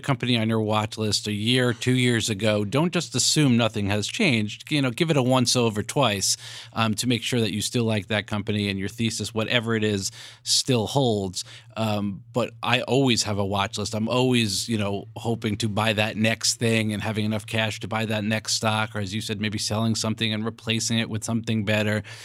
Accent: New York, United States; I'm a New Yorker

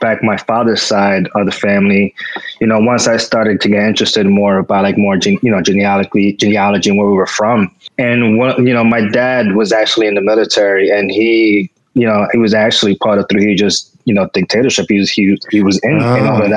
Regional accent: Santo Domingo, Distrito Nacional, Dominican Republic; I was born in La Capital

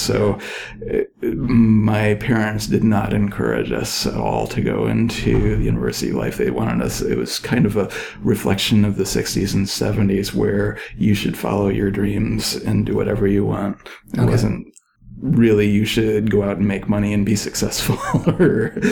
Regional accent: Ann Arbor, Michigan, United States; now in Merced, United States; I grew up in Ann Arbor, Michigan, which is a big university town

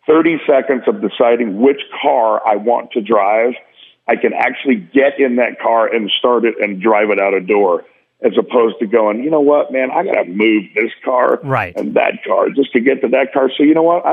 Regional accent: Tulsa, Oklahoma, United States; moved away; I fly to Tulsa, Oklahoma to do the Tulsa Pop Kids Expo literacy event with my hometown

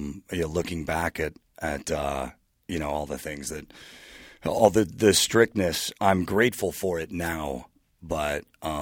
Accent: Concord, California, United States; I grew up in Concord, California, in the East Bay area.

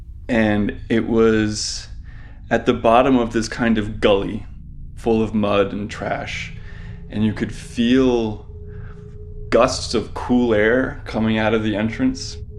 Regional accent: Providence, Rhode Island, United States; I grew up in Providence, Rhode Island, and the summer I turned 16, I discovered an abandoned train tunnel that ran almost directly beneath my house.

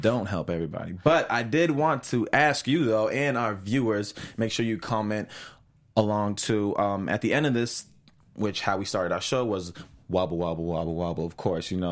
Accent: Boston, Massachusetts, United States; I'm originally from Boston

